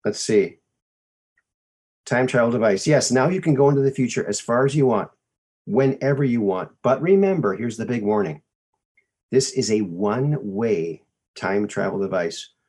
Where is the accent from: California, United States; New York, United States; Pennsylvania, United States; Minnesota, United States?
Minnesota, United States; also born or lived in Arizona; I was born in Arizona. Lived there for 6 months, and then family moved back to Minnesota, where both my folks are from. I grew up there.